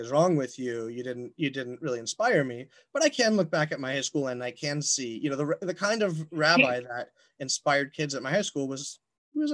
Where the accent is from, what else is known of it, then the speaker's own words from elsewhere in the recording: Atlanta, Georgia, United States; I grew up in Atlanta, Georgia.